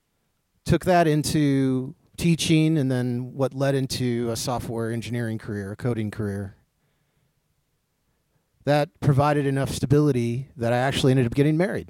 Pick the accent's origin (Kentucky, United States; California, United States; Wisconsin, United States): Wisconsin, United States; Racine; I was born in Racine, Wisconsin in 1973